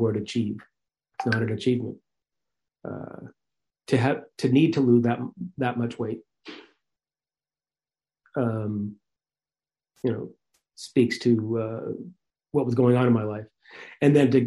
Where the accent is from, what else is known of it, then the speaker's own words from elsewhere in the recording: Marblehead, Massachusetts, United States; I grew up in Marblehead, Massachusetts